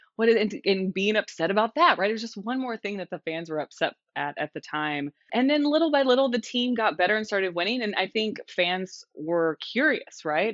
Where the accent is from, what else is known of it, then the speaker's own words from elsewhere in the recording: Texas, United States; I grew up there. I'm so Texan, it hurts.